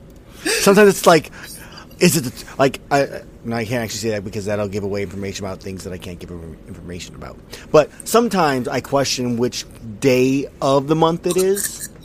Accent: California, United States; I grew up in California, so I know how California works.

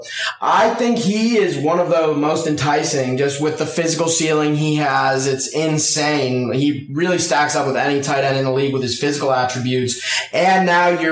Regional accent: Colorado, United States; I'm from Colorado

